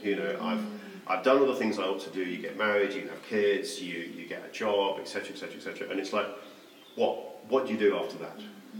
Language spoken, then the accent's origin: English; Mauritius; The primary reason for going was I grew up in Mauritius.